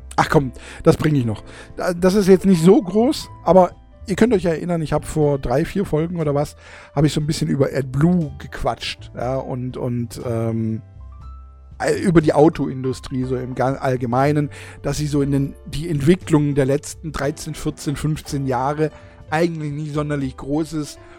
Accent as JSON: {"language": "German", "region": "Baden-Württemberg", "country": "Germany", "said": "bei uns in Baden-Württemberg"}